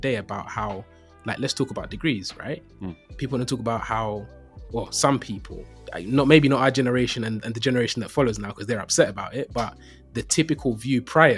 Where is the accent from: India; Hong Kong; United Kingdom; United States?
United Kingdom; London; Born and raised in East London